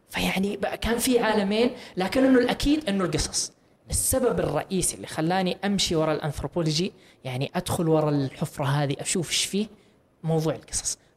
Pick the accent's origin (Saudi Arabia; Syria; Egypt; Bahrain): Saudi Arabia